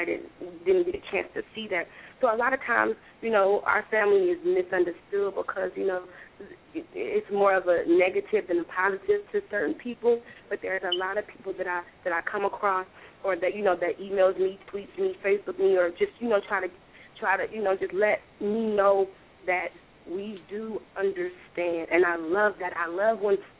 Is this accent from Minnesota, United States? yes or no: no; Oakland, California, United States; now in Atlanta, United States; I grew up in East Oakland, 69th and Westdale